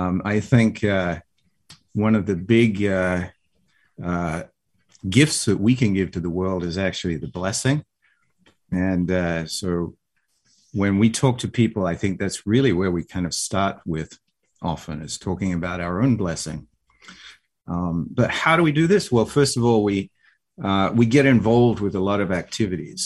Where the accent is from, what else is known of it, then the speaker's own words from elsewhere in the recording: Australia; now in United States; I have a little accent my wife doesn't have an accent, but, you know, I say, oh, I'm from Australia